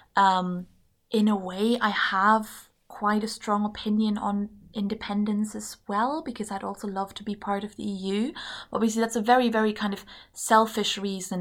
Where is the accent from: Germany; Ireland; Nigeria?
Germany; moved away as an adult; also born or lived in England; now in Scotland, United Kingdom; I'm German, and I grew up in Germany